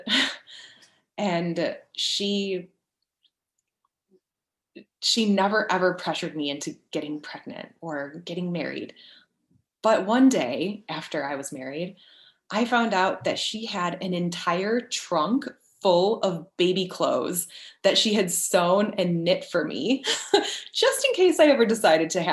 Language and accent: English; Chicago, Illinois, United States; moved away; also born or lived in Paris, France / Florida; We're originally from the Chicago area